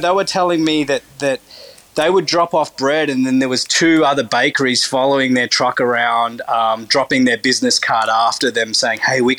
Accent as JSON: {"language": "English", "country": "Turkey", "said": "that Turkish bread that you call Turkish bread, that's, I'm from Turkey, we don't actually even have that."}